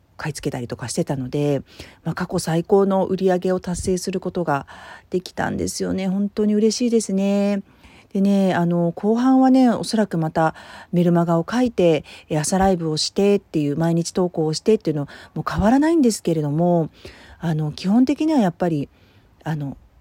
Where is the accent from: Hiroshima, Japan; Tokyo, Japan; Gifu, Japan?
Tokyo, Japan; born or raised there; moved away